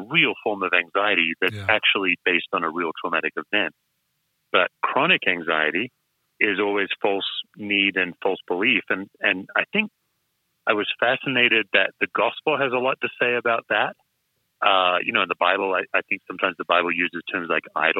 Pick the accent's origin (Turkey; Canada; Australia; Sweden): Australia; Western Australia; I'm an Aussie, West Australian